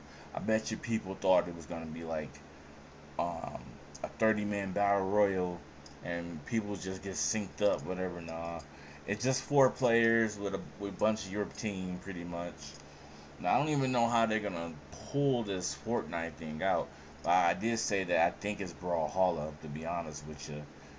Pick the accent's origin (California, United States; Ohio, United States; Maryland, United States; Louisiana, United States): California, United States; San Francisco; Oh, I'm from San Francisco.